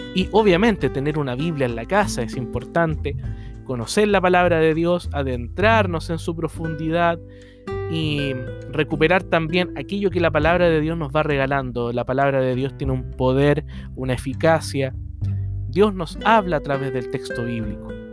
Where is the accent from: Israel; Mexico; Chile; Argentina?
Chile; mi país, en Chile